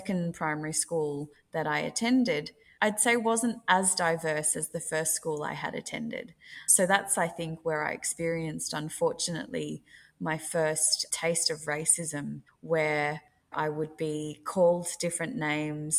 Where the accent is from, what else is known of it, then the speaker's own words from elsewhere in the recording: Sydney, New South Wales, Australia; I grew up in a suburb called Bankstown, and that's in New South Wales here in Sydney